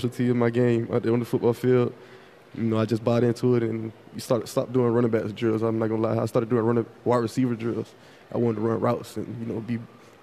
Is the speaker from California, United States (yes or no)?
no; Fort Lauderdale, Florida, United States; I'm from Fort Lauderdale